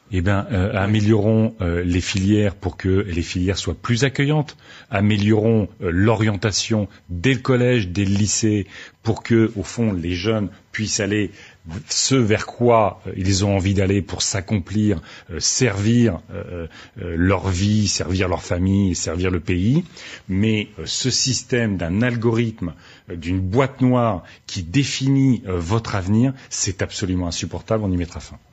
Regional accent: Aisne, Hauts-de-France, France; je viens de l'Aisne

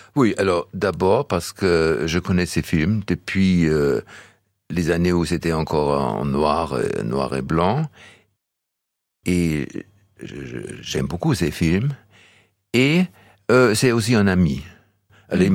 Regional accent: Donaueschingen, Baden-Württemberg, Germany; French is a second language; now in Barjac, France; Quand j'étais né, c'était dans, le, dans les caves de l'hôpital à Donaueschingen

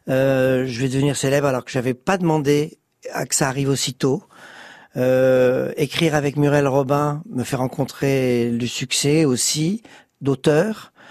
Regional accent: Bordeaux, Nouvelle-Aquitaine, France; Je suis arrivé de Bordeaux et en quatre mois, ça y est, j'étais euh, j'étais dans le showbiz.

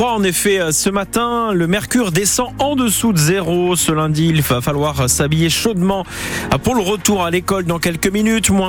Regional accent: Normandy, France; chez nous en Normandie.

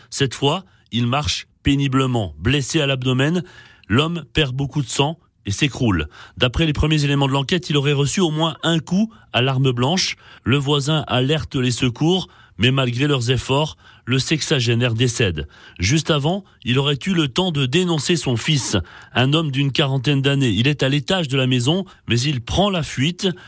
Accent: Bourgogne-Franche-Comté, France; Je suis jurassien, alors le Jura.

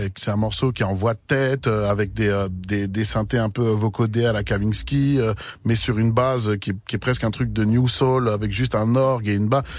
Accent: Seine-et-Marne, Île-de-France, France; chez nous, dans le 7 là où on a grandi

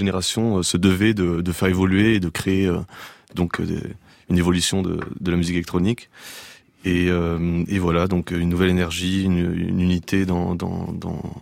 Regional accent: Romania; also born or lived in Morocco; j'ai grandi en Roumanie euh, et au Maroc.

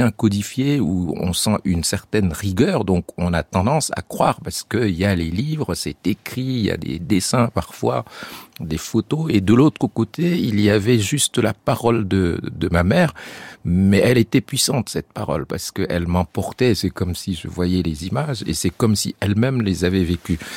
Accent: Chad; moved away; also born or lived in France; quand on est tchadien

